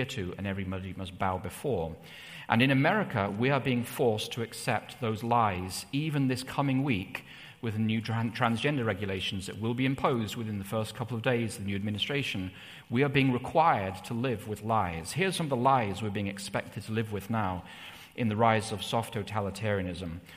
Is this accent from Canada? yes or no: no; England, United Kingdom; when I was growing up in England, it was in the 1980s.